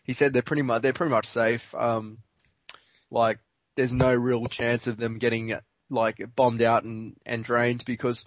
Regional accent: Australia; I'm from Australia

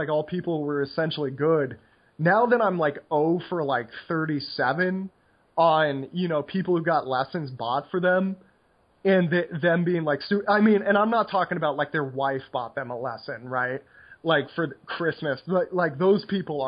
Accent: United States; moved away; I am incurably American

